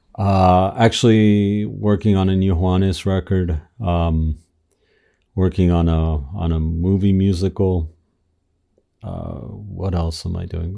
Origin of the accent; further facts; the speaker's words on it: Miami, Florida, United States; also born or lived in Argentina; I grew up in Miami. I was born in, in Argentina, uh, moved to Miami when I was a kid